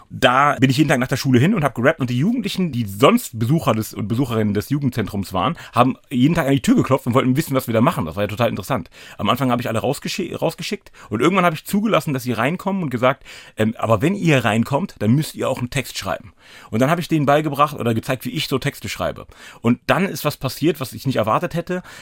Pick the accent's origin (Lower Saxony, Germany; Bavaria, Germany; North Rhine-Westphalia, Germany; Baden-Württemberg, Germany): Lower Saxony, Germany; Hanover; ich komme aus Hannover-Linden. Ich habe es nur geschafft, von Linden Nord nach Linden Süd zu ziehen.